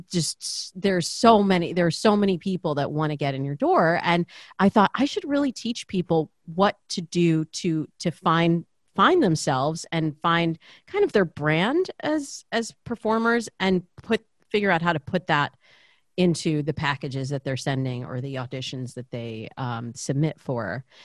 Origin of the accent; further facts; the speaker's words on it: Lansing, Michigan, United States; now in Los Angeles, United States; I grew up in this very, very kind of waspy suburb of, uh, of Lansing, which is, uh, the cap, capital, you know, the capital city.